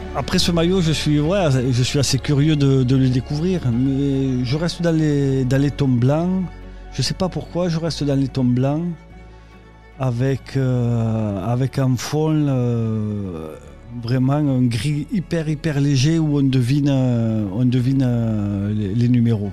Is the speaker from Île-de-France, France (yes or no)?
no; Lavelanet, Occitania, France; also born or lived in Toulouse; Originaire de Lavelanet, donc pays d'Olme, euh, département l'Ariège